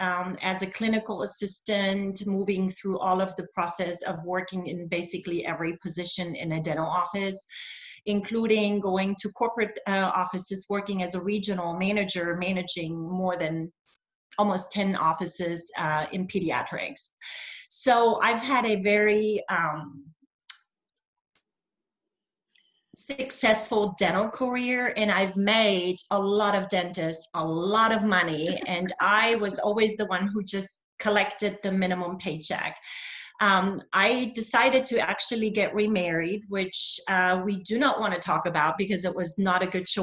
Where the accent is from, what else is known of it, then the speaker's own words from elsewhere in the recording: Germany; first language German; English is a second language; moved away as an adult; also born or lived in Berlin, Germany / Augusta, Georgia, United States; now in United States; I'm originally from East Germany. I was born and raised in communism.